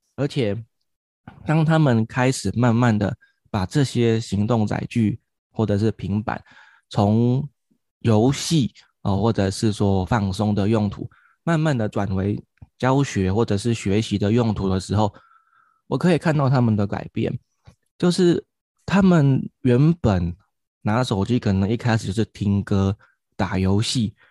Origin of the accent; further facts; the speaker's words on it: Kaohsiung, Taiwan; 我来自于高雄，现在在冈山国小服务